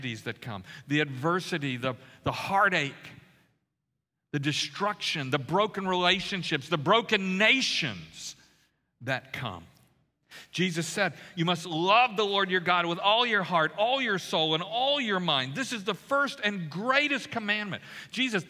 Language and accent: English; Louisiana, United States; I grew up in Louisiana